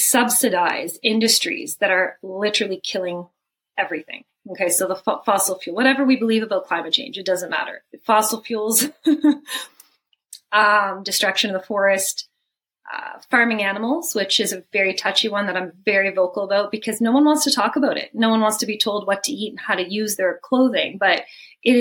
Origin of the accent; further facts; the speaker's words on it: Canada; I'm Canadian, you know, supposed to be working in Canada